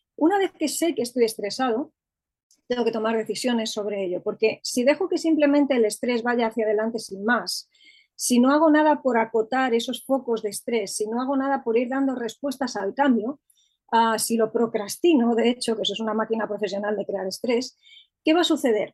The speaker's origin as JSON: {"language": "Spanish", "town": "Madrid", "region": "Community of Madrid", "country": "Spain", "said": "Soy de Madrid, vivo en Madrid, estoy aquí afincada ya desde hace bastantes años, aunque he vivido en otras partes"}